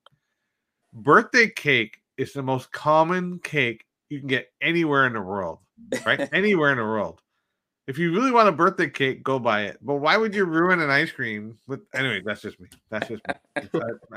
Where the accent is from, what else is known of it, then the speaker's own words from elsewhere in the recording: Canada; we're Canadian.